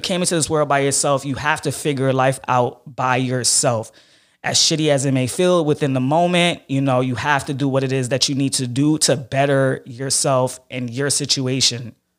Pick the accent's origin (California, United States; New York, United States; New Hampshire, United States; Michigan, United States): New York, United States; New York City; I grew up in Flatbush, um, and I, I stayed, my family stayed in that area till I about, uh, eleven years old